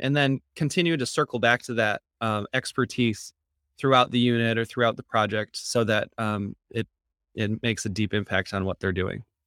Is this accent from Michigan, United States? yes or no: yes; East Grand Rapids, Michigan, United States; I'm from Grand Rapids, Michigan, East Grand Rapids, and where my mom was a school social worker, um, and so I grew up in a household